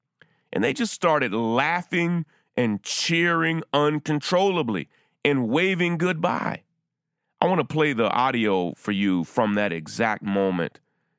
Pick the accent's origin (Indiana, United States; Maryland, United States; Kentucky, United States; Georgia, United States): Kentucky, United States; I grew up in Central Kentucky, and UK basketball was huge.